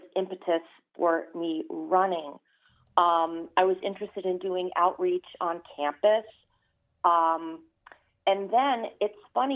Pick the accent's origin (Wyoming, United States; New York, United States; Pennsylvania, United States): New York, United States; New York City; also born or lived in Dane County, Wisconsin; now in Wisconsin, United States; I was born in Brooklyn. You know, you can tell by my accent